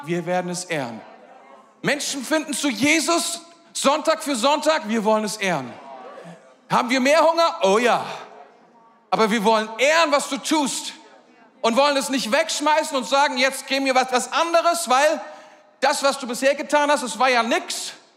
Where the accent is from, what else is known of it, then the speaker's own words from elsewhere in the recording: Germany; wir sind Deutsche.